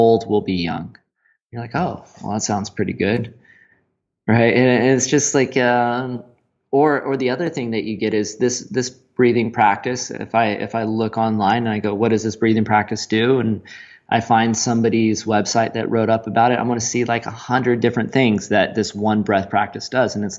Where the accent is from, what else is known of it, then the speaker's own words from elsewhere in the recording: United States; moved away; my home country of the States, the good old America